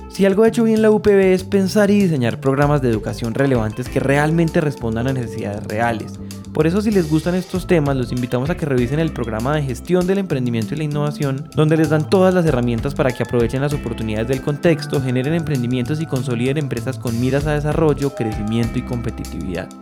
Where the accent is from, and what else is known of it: Paisas, Antioquia, Colombia